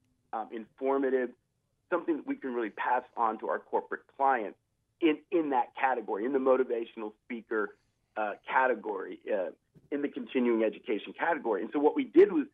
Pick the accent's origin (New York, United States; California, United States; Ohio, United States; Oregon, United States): Ohio, United States; I grew up in Ohio. I'm from the Midwest